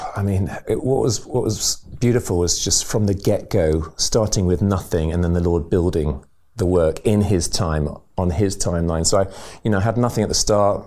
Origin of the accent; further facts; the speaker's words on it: England, United Kingdom; moved away as an adult; also born or lived in Burundi; speaking as English people